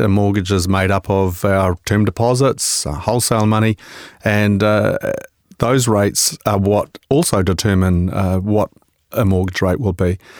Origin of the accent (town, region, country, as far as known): New Zealand